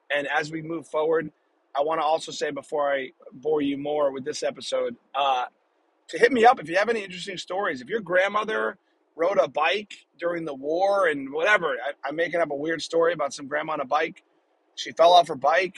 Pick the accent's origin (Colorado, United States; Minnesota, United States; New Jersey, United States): New Jersey, United States; moved away; my home state of New Jersey